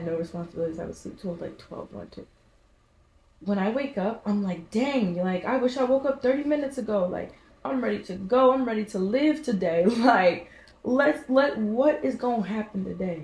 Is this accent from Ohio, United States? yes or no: yes; Cincinnati, Ohio, United States; I'm from Cincinnati, Ohio